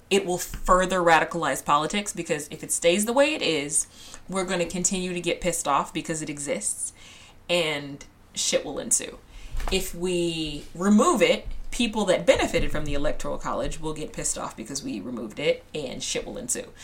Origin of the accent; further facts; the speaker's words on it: Texas, United States; I'm Texan. I'm in a very populous state